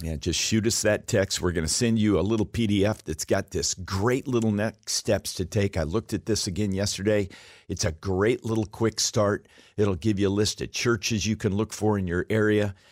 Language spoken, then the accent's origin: English; Alaska, United States; I was raised in Alaska